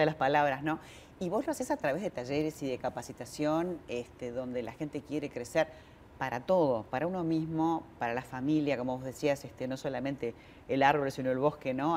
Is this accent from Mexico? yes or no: no; Argentina; en un país como el nuestro, como la Argentina, de inmigrantes